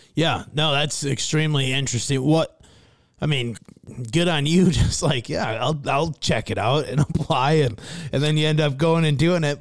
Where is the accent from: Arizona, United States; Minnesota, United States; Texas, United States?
Minnesota, United States; Fairmont; my hometown of Fairmont, Minnesota.